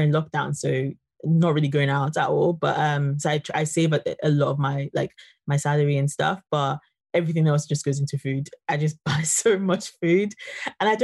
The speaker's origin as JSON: {"language": "English", "country": "Nigeria", "said": "I'm from Nigeria"}